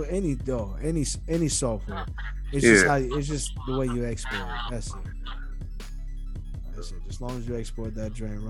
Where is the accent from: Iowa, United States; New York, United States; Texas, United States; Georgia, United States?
New York, United States; moved away; also born or lived in Florida; Know I'm from New York.